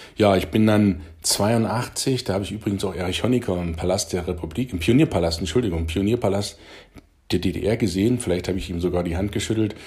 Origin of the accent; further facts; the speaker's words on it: Halle, Saxony-Anhalt, Germany; moved away as an adult; also born or lived in Friesland; am ersten September einundsiebzig bin ich geboren in Halle Saale in Dölau im Westen der Saale-Stadt